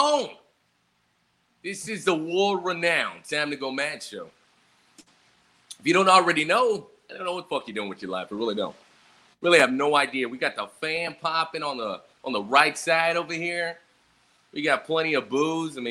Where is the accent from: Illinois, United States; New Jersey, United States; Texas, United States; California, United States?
Texas, United States; also born or lived in San Antonio, Texas; I'm from San Antonio. Actually, I live in San Antonio. I'm from Texas, though.